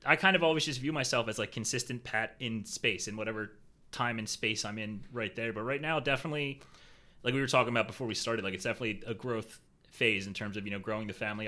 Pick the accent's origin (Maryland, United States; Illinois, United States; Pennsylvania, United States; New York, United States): Pennsylvania, United States; Philadelphia; moved away as an adult; now in Jacksonville, United States; I was born and raised in Philly